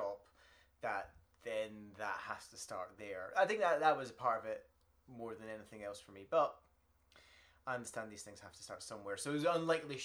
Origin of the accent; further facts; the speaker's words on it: United Kingdom; being British